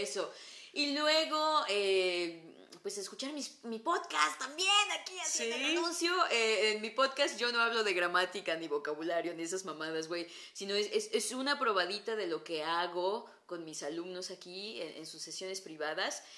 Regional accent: Mexico; accent: Mexican

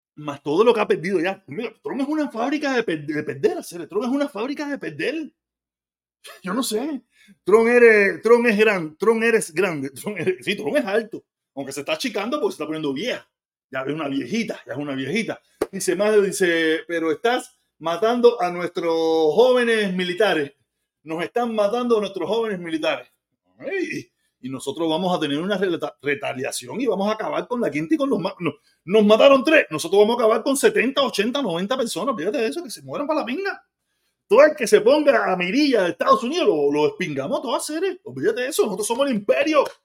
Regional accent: Havana, Cuba; moved away as an adult; now in United States; soy de La Habana y desvedado

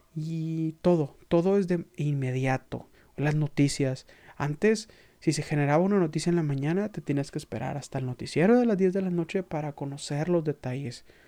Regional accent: Mexico; como mexicanos tenemos

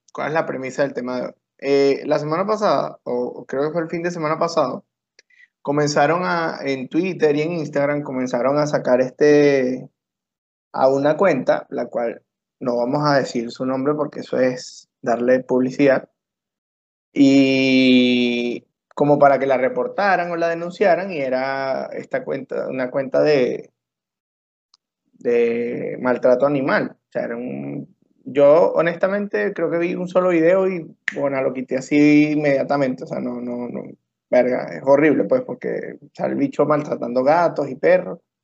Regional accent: Venezuela

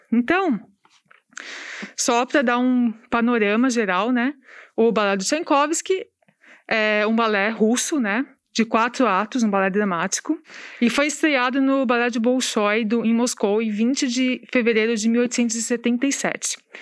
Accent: São Paulo, Brazil; moved away as an adult; eu sou de São Paulo, né? E quando vim para cá em 2019

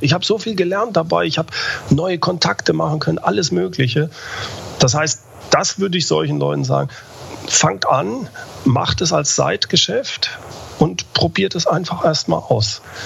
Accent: Germany; Gerade wir als Deutsche

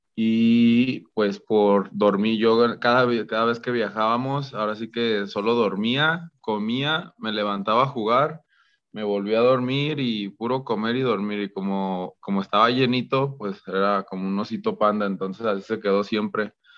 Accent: Guadalajara, Jalisco, Mexico; also born or lived in Los Angeles / El Paso, Texas; me regresé ya a Guadalajara, a de donde yo soy

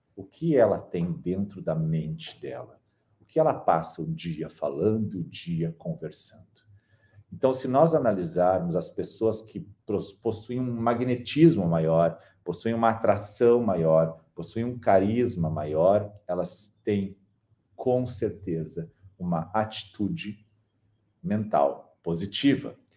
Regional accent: Brazil; no Brasil, que somos um povo

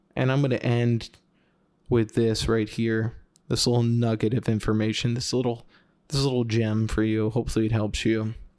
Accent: New York, United States; moved away as an adult; now in Phoenix, United States; I am from the Northeast, New York, about forty minutes north of the city

